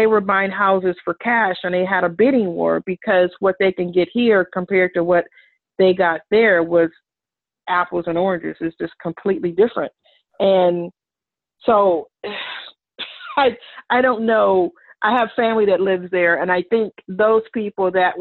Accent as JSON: {"language": "English", "town": "Los Angeles", "region": "California", "country": "United States", "tie": "born or raised there", "moved": "yes", "said": "We grew up in South Central"}